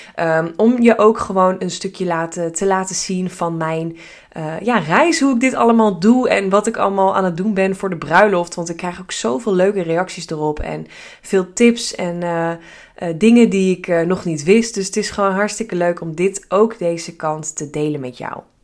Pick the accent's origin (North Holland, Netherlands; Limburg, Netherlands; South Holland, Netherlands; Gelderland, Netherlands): North Holland, Netherlands; Hilversum; we zijn allebei geboren getogen in Hilversum